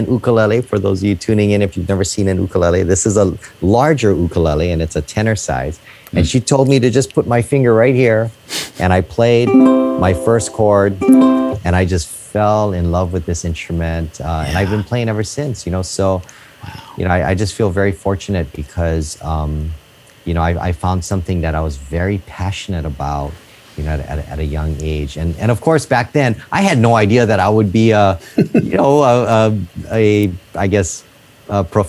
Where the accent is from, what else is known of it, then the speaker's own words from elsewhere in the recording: Honolulu, Hawaii, United States; I'm tuning in from Hawaii, Honolulu, Hawaii, out here where I was born and raised.